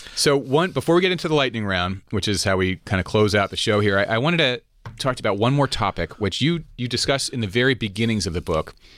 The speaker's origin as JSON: {"language": "English", "country": "United States", "said": "here in America"}